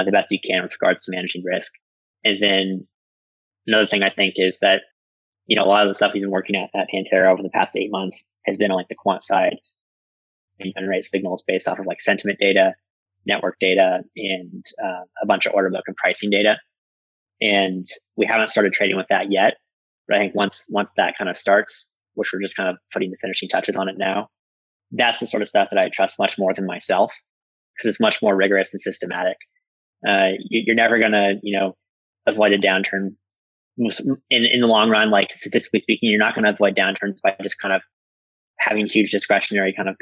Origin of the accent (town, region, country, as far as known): United States